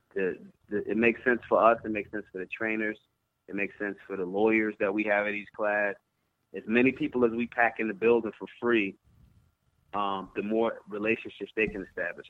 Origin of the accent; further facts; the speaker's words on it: Philadelphia, Pennsylvania, United States; I'm from Philly